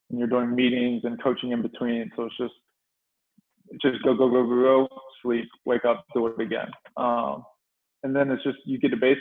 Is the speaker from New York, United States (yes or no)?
no; Chincoteague, Virginia, United States; moved away as an adult; also born or lived in Maryland; So I'm actually from Virginia. I'm from a little island in Virginia, actually, called Chincoteague Island.